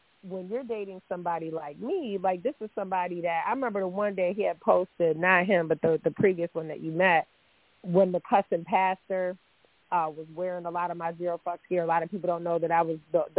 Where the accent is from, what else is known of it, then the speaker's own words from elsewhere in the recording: the North, United States; I'm from the North